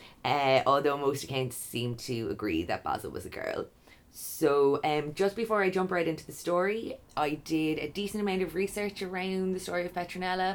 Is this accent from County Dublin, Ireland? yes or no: no; Kilkenny, County Kilkenny, Ireland; Kilkenny, my hometown